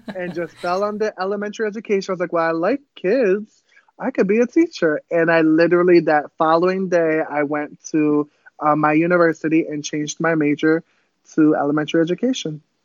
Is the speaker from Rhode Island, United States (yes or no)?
yes; Pawtucket, Rhode Island, United States; first language Cape Verdean Creole; English is a second language; I was actually born in Rhode Island, um, which is up north. It's a very, very small place. I was born in Pawtucket.